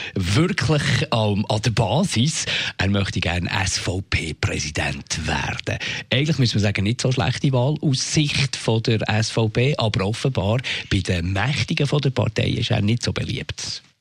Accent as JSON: {"language": "German", "country": "Switzerland", "said": "Auch hier bei uns in der Schweiz."}